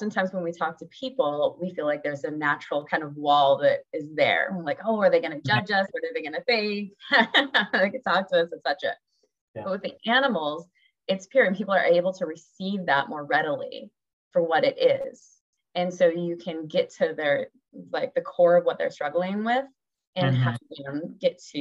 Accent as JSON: {"language": "English", "region": "Washington", "country": "United States", "moved": "as an adult", "lives_now": "Charlottesville, United States", "said": "I'm originally from Washington State"}